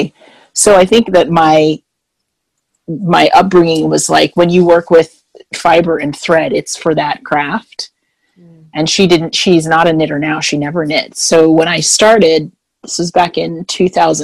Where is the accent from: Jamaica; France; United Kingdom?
Jamaica; also born or lived in Winnipeg, Manitoba, Canada; now in Florida, United States; I am originally from Jamaica, and I'm a passport-carrying Canadian.